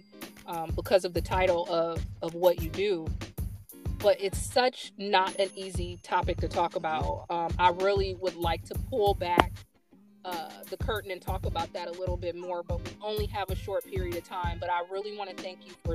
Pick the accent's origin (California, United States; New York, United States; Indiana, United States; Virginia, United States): Indiana, United States; Fort Wayne; moved away; So we're both from Fort Wayne, both born there, went to school there